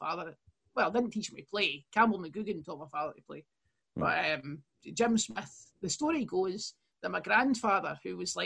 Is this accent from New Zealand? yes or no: no; Airdrie, Scotland, United Kingdom; I'm from Airdrie, North Lanarkshire